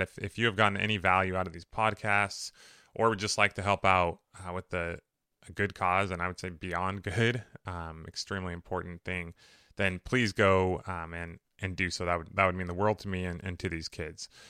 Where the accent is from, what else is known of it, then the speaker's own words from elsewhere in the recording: Riverside, California, United States; I grew up in Riverside, which was a great place to grow up